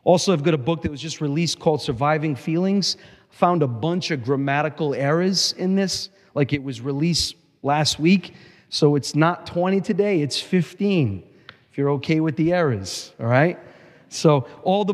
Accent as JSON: {"language": "English", "town": "Providence", "region": "Rhode Island", "country": "United States", "tie": "born or raised there", "said": "I grew up in Providence."}